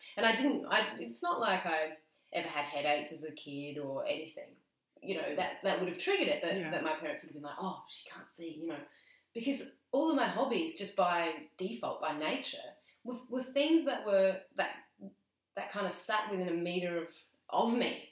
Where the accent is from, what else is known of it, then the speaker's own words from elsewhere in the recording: between Barossa and Clare, north of Adelaide, South Australia, Australia; I was born in Adelaide. Mm-hmm. Um, I spent the first five and a half years in Adelaide, and then we moved north, kind of in between the two